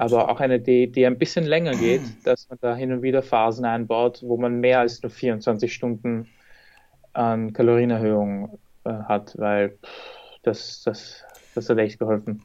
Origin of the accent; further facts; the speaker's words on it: Vienna, Austria; Wien, also meine Heimatstadt, wo ich wohne